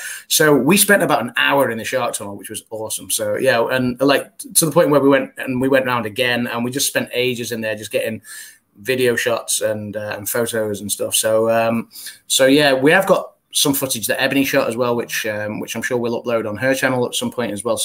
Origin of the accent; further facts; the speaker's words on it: England, United Kingdom; we're English